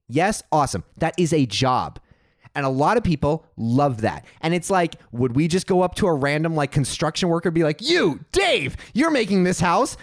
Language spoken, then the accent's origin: English; Texas, United States; now in California, United States; I grew up in Texas, and I went to a church